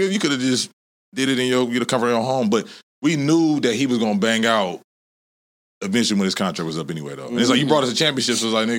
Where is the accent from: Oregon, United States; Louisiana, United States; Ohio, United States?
Ohio, United States; Elyria; I'm from Ohio. Ohio. City called Elyria. It's like 40 minutes from Cleveland.